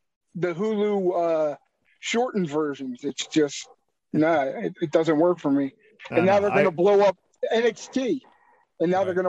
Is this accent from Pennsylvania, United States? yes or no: yes; Philadelphia, Pennsylvania, United States; moved away; I'm originally from Philadelphia, so everything was East Coast